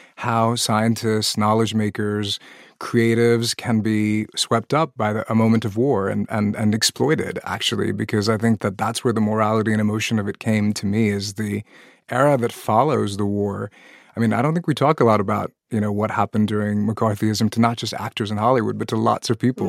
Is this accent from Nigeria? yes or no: no; Pakistan; moved away; I'm originally from Pakistan, a country that joined the nuclear arms race